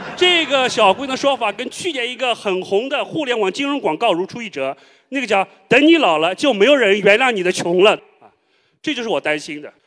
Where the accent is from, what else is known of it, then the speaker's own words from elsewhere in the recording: China; 我作为一个中国人